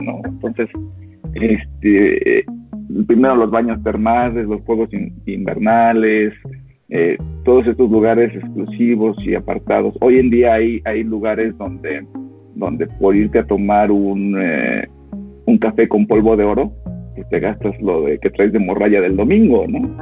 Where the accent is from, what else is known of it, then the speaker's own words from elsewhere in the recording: Aguascalientes, Mexico; En, en Aguascalientes, de donde yo soy